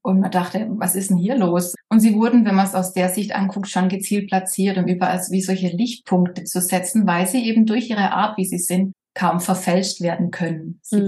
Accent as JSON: {"language": "German", "region": "Baden-Württemberg", "country": "Germany", "accent": "Swabian", "said": "Ich komme aus Süddeutschland, Baden-Württemberg, hört man vielleicht manchmal an meinem Akzent, wenn es schwäbisch wird."}